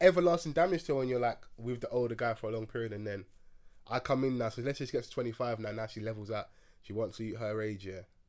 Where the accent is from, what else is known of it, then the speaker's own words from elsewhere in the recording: Nigeria; I'm Nigerian. Man's got a strong back.